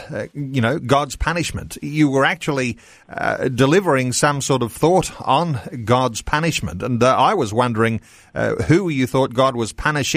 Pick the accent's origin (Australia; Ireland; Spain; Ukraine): Australia; we as Australian Christian believers